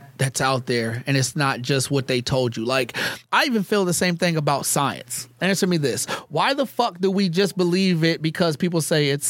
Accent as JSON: {"language": "English", "town": "Anchorage", "region": "Alaska", "country": "United States", "tie": "born or raised there", "said": "I grew up in Anchorage, Alaska, so I grew up around a lot of the Alaska"}